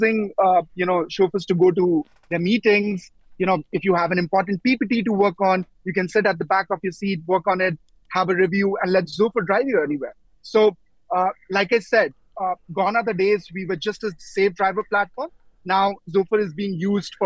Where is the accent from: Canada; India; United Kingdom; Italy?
India; now in United Arab Emirates; I come from India